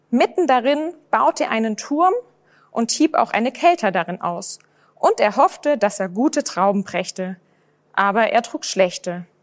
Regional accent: Rhineland-Palatinate, Germany; Bei mir ist es so, ich bin selbst aufgewachsen in Rheinland-Pfalz.

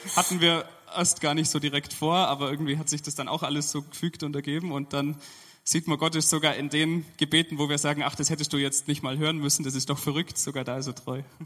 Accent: Allgäu, Bavaria, Germany; moved away as an adult; now in Dresden, Germany; ich bin sehr verwurzelt, da wo ich herkomme aus dem Allgäu

